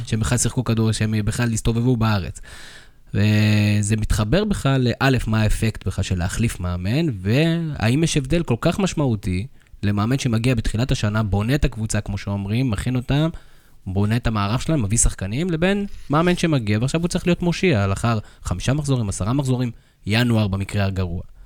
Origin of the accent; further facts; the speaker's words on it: Karmiel, Northern District, Israel; אנחנו גדלנו בכרמיאל